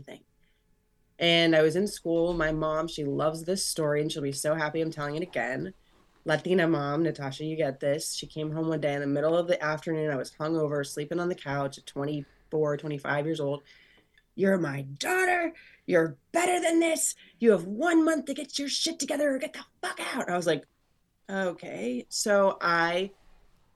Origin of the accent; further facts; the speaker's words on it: Florida, United States; I grew up in Florida